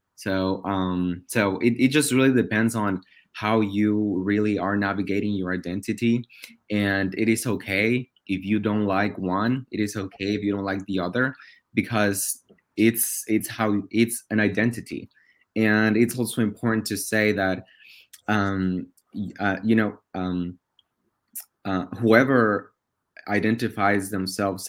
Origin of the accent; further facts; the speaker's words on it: Oaxaca, Mexico; English is a second language; now in United States; I was born in Mexico in Oaxaca